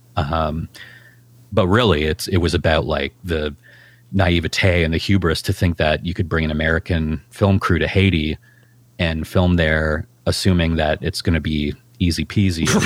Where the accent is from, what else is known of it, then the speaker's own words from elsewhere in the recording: Canada; us being Canadian